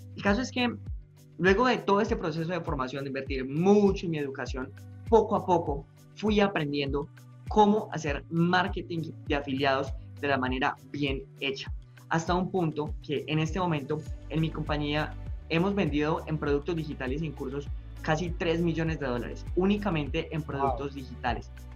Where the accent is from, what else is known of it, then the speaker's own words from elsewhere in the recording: Medellín, Antioquia, Colombia; En Medellín, yo soy, yo soy paisa